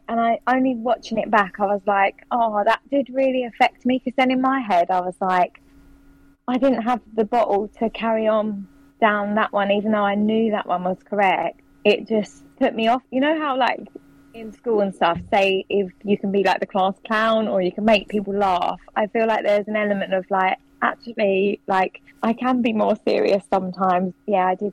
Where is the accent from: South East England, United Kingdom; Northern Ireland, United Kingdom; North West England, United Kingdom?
South East England, United Kingdom; Swanley; I'm from Swanley